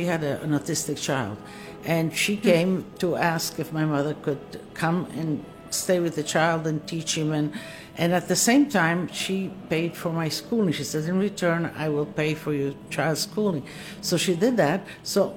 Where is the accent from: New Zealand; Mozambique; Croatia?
Croatia; Istria County; moved away; I was born in Istria, Italian, and as I was born, it went under communism. And so my young years, if you will, formative years, I spent under Yugoslavia, but in an Italian home.